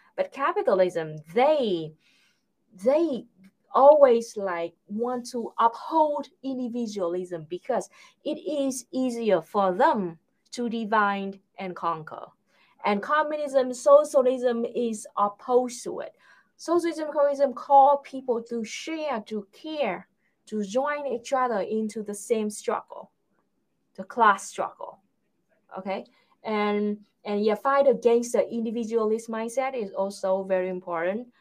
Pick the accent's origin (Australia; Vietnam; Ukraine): Vietnam; I'm a Vietnamese.